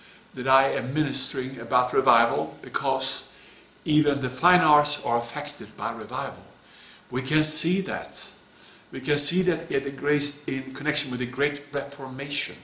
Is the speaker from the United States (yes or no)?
no; Sweden; moved away; my home country, Sweden.